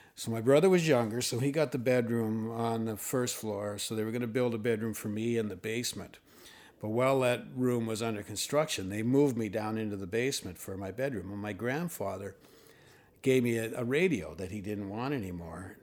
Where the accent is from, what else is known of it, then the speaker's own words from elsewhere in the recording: Thunder Bay, Ontario, Canada; moved away; also born or lived in Toronto; I was born in Fort William